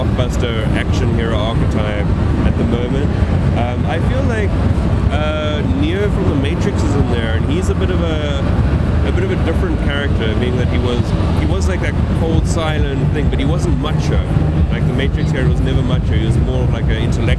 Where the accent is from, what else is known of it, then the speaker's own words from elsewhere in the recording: South Africa; I'm from South Africa, and I've only been in the States like on very few occasions.